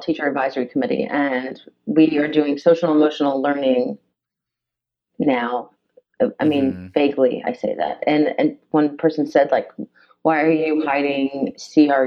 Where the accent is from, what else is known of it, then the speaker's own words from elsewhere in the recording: Chesterfield, Virginia, United States; I grew up in Chesterfield, which isn't any different than Hanover